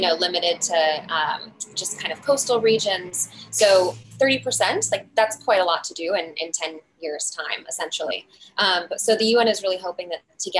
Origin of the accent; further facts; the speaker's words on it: Midwest, United States; I'm from the Midwest